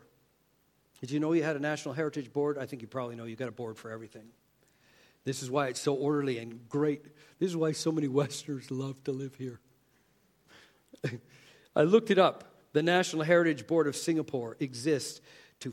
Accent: Canada; moved away; I grew up in Canada

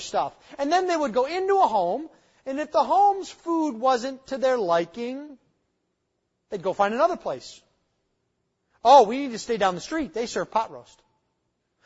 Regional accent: United States; moved away; I grew up near the Canadian border

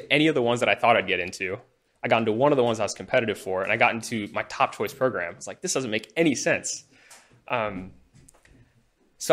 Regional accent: Huntsville, Alabama, United States; moved away as an adult; also born or lived in India; now in Houston, United States; I grew up in Huntsville, Alabama

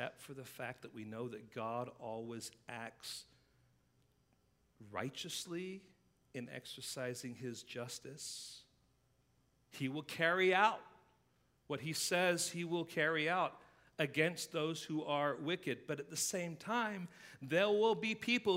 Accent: England, United Kingdom; now in United States; growing up in England

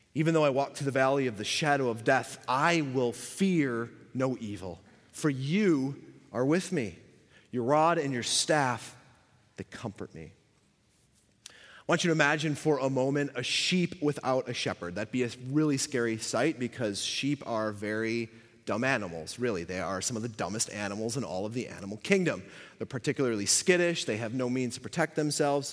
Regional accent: Buffalo, New York, United States; moved away as an adult; now in Canada; I grew up in Buffalo.

